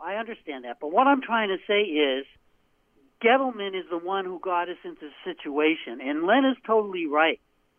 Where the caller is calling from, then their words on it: Portland, United States; from Portland.